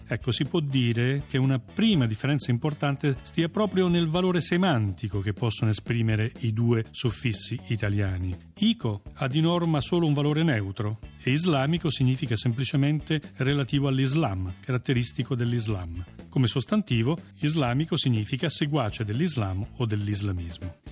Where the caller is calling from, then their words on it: Tortoreto, Abruzzo, Italy; chiamo da Tortoreto, in provincia di Teramo